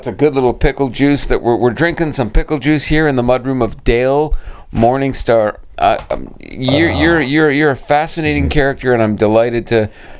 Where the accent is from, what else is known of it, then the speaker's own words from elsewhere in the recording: Brampton, Ontario, Canada; you know damn well where I'm from, Brampton, Ontario, the home of culture herself.